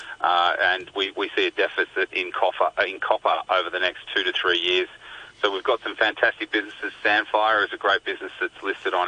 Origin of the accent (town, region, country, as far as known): Australia